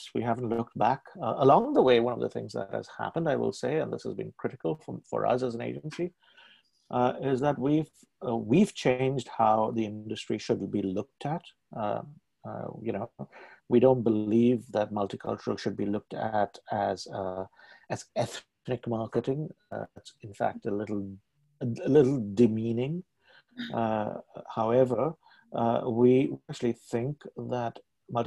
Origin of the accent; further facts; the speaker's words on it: Mumbai, Maharashtra, India; moved away as an adult; also born or lived in Hong Kong; now in Toronto, Canada; I was born in Bombay, now called Mumbai, and I live was educated there, began my career in advertising there